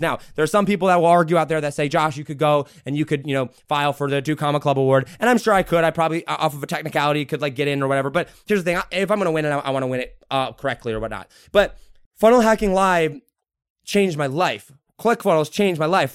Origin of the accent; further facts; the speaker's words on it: United States; I'm an American first